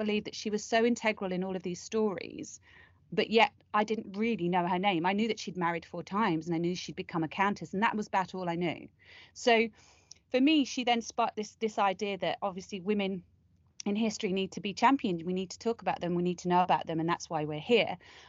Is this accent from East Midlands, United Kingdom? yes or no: yes; Leicestershire, East Midlands, United Kingdom; I'm from Leicestershire